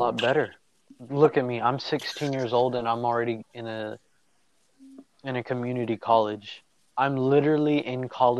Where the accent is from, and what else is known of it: southern Alabama, United States